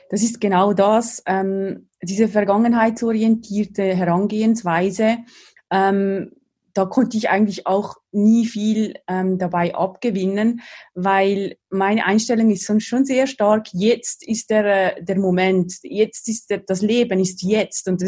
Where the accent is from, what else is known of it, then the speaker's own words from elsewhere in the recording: Valais, Switzerland; im selben Kanton, im Wallis, wo ich aufgewachsen bin im Süden der Schweiz.